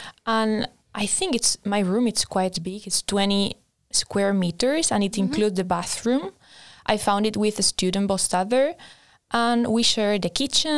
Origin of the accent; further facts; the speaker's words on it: Spain; moved away as an adult; now in Linköping, Sweden; I'm from Spain.